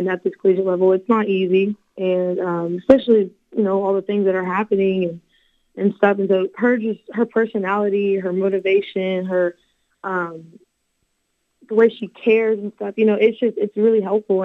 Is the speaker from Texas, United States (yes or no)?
no; Norman, Oklahoma, United States; born or raised there